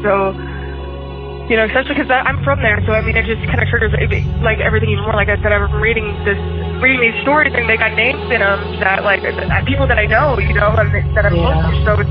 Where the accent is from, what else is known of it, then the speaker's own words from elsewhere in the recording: Canton, Illinois, United States; moved away; Canton's my hometown